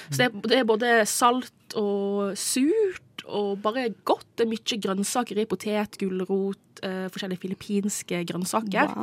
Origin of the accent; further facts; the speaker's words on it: Nordfjord, Sogn og Fjordane, Vestland, Norway; moved away as an adult; now in Oslo, Norway; jeg er fra nabokommunen til Ragnhild, eh, så vi har jo eh, kjenner jo til Nordfjord veldig godt.